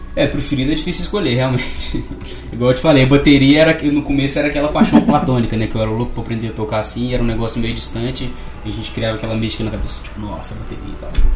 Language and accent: Portuguese; Barbacena, Minas Gerais, Brazil; sou nascido e criado em Barbacena, moro aqui desde sempre